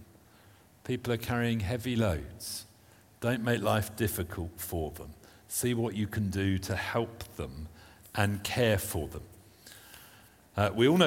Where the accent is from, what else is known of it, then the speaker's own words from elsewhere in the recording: United Kingdom; being British